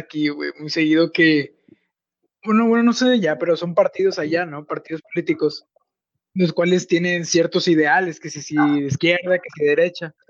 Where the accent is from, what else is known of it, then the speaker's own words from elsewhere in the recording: Mexico; en mi país